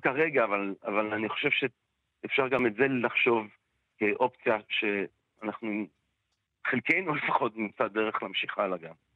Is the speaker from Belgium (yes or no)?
yes; Antwerp, Flanders, Belgium; now in Israel; אני מאנטרפן, אז גדלתי כזה בעולם שכל הסבתות והסבות של כולם בגדול היו שורדי שואה